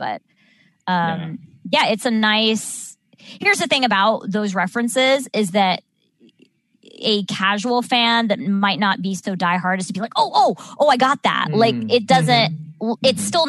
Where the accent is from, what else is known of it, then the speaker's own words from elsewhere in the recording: Southern California, United States; I grew up in Southern California.